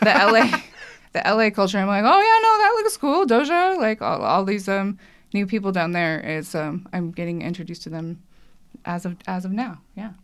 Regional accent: California, United States; I'm from California

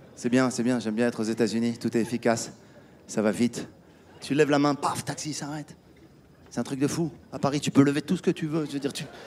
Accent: Casablanca, Casablanca-Settat, Morocco; moved away; also born or lived in France / United States; J'étais à Casa hier, ma ville natale.

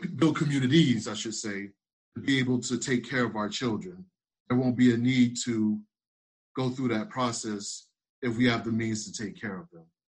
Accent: South Carolina, United States; I'm actually from South Carolina

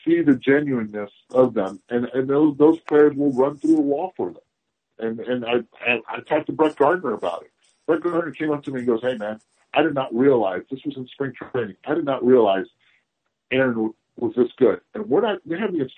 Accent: Puerto Rico; also born or lived in Cincinnati, Ohio, United States; I was raised in Puerto Rico. I would have been born there, but I was an in-season child, and so was my brother. So during the season, we were in Cincinnati. I was born in Cincinnati and proud of it. But I consider myself a Puerto Rican.

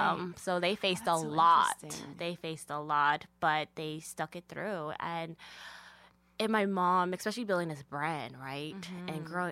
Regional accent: Arizona, United States; also born or lived in Phoenix, Arizona; I grew up on the reservation.

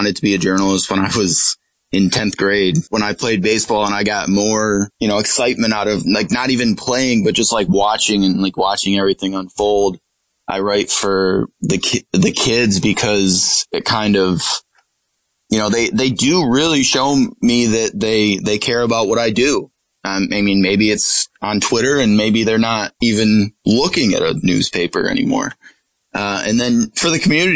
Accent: Corning, New York, United States; When I was growing up in Corning

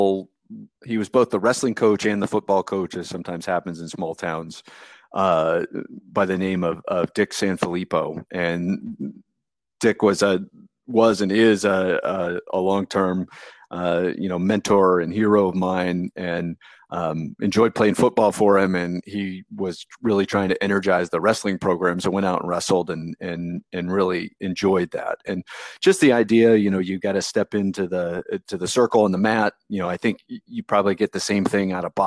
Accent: Delaware, Ohio, United States; now in Georgia, United States; I grew up in Delaware, Ohio, which is a small town just north of Columbus, Ohio

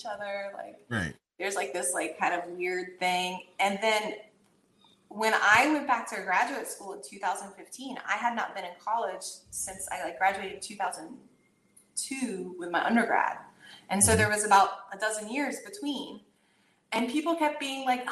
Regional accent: the South, United States; I grew up in the South

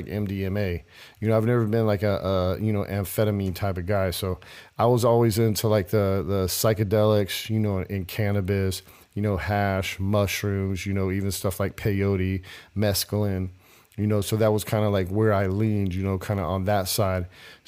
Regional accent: Lemoore, California, United States; born there; Yeah, I was born in Lemoore. Lemoore is actually out in the desert. They call it the Central Coast. It's between L.A. and San Diego.

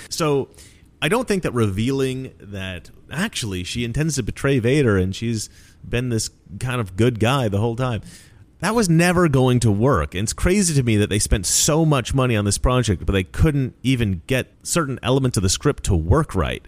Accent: Oregon, United States; I grew up in Oregon. Basically, in the forest

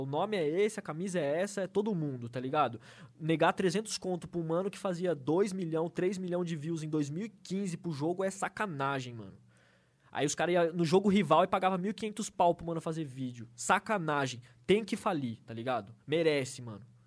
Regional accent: Avaré, São Paulo, Brazil; moved away as an adult; now in São Paulo, Brazil; durante toda a minha adolescência, infância, lá, lá em Avaré, quando eu morava com meus pais

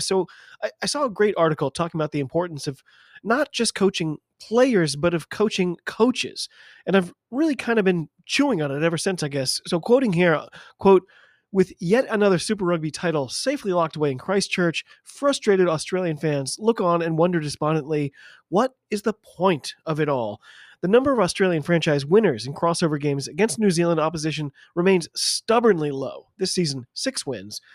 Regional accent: United States; I'm an American

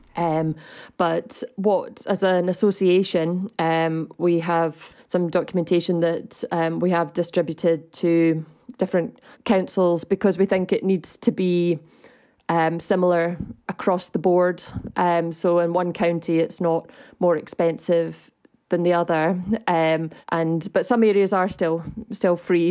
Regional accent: Scotland, United Kingdom; as a Scottish citizen

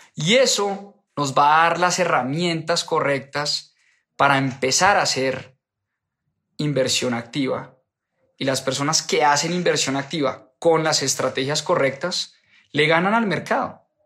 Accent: Colombia; nacimos en Colombia y no porque vivimos en Colombia

